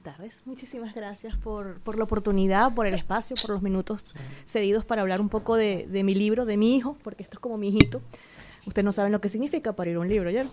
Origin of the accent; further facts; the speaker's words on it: Venezuela; moved away as an adult; also born or lived in Peru; now in Dominican Republic; Yo también salí en el 2017 de Venezuela